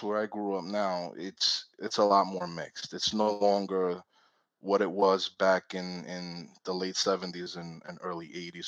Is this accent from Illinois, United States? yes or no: no; suburbs of New York, United States; I was born in New York. I was born from Puerto Rican and Dominican parents. I was raised in the suburbs of New York